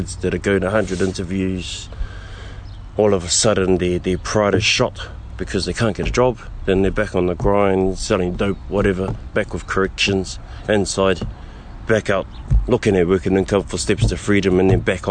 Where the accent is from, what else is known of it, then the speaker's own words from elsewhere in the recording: Auckland, New Zealand; moved away as an adult; now in Te Awamutu, New Zealand; I'm born and raised in Auckland, in Aotearoa